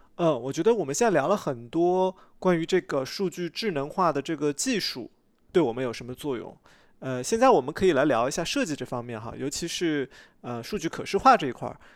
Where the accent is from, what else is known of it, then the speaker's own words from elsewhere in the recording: Shanghai, China; 我小时候在上海